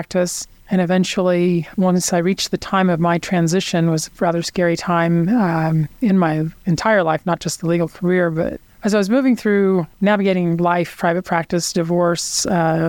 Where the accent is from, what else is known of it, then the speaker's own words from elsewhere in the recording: Kansas City, Missouri, United States; I grew up in Kansas City to Hickman Mills High School many years ago